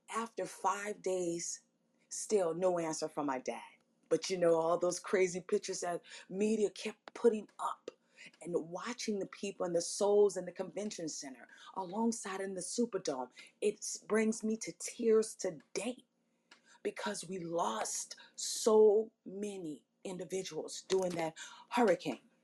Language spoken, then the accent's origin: English; New Orleans, Louisiana, United States; so I'm so in love with my city, so in love with my hometown